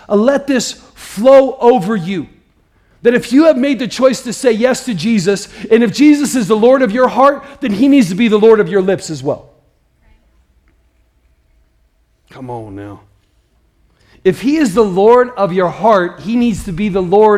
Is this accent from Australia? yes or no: no; Midwest, United States; I grew up in the Midwest